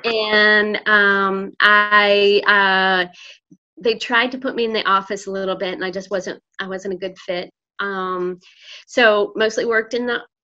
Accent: Winston-Salem, North Carolina, United States; moved away as an adult; also born or lived in Imperial Beach, California; now in Oakland, United States; I was born in Imperial Beach, California, and lived there uh, about three years. My parents split up, and her, my mom's parents lived in Winston-Salem.

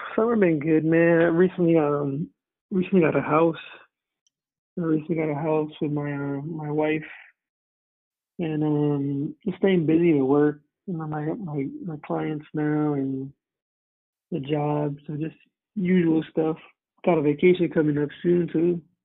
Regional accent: New Jersey, United States; moved away as an adult; now in Connecticut, United States; I'm originally from Jersey, moved out to Connecticut

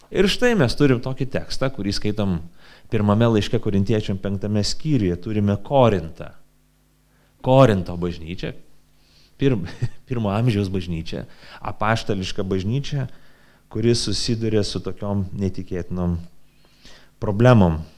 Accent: Lithuania; aš 44 metus gyvenu Lietuvoje

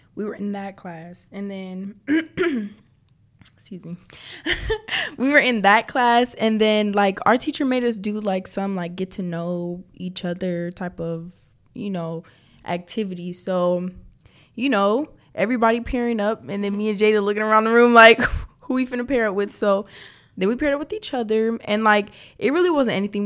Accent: Clayton County, Georgia, United States; I was born in Clayton County, so you know the ghetto

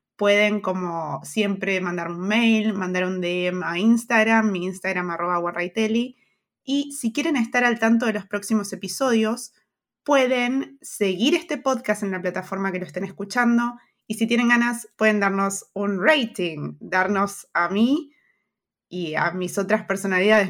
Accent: Argentina; moved away; Argentina, de donde, de donde sos, de donde venís, y de donde vengo yo también

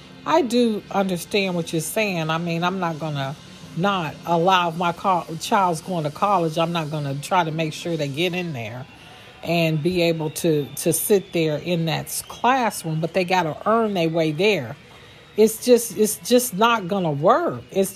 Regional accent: Warren, Ohio, United States; I am born and raised in Warren, Ohio.

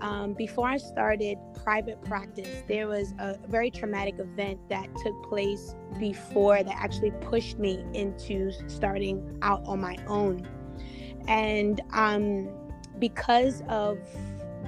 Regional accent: New York City, New York, United States; now in Bradenton, United States; I'm originally from Brooklyn, New York. And so I live in Florida, Bradenton, Florida.

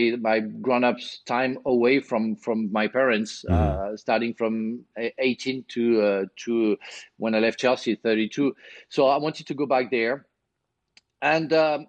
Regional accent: Marseille, Provence-Alpes-Côte d'Azur, France; English is a second language; moved away; I was born in Marseille

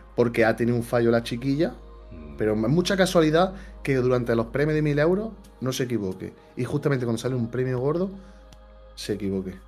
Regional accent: Jaén, Andalusia, Spain; yo soy de Jaén, y aquí casi todo el mundo tenemos oliva

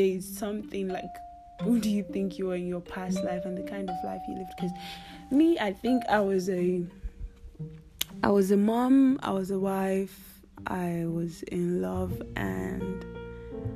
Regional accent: Nigeria; I'm a Nigerian weirdo

